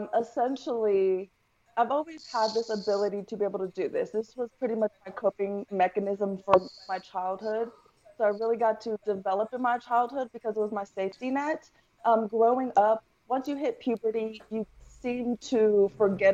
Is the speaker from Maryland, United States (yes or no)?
no; Denton, Texas, United States; also born or lived in El Paso, Texas / California; pretty much raised in Texas, been in Texas majority of my life, so I'll say I'm a Texas girl. But I was born in El Paso, Texas, moved to around like the Denton area, stayed